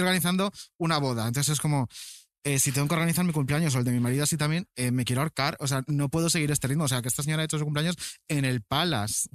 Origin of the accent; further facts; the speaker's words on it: Canary Islands, Spain; also born or lived in Galicia; Yo nací en Galicia y uh. fui a Canarias de chiquitín.